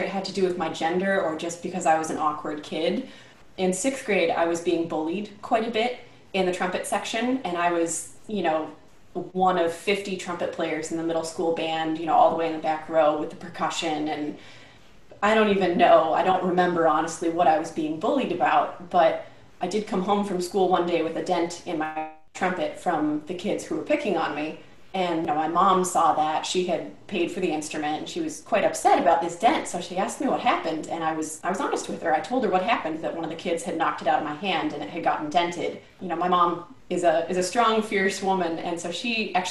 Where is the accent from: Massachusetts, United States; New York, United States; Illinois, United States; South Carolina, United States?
New York, United States; Rochester; also born or lived in Cincinnati, Ohio; I grew up in Rochester, New York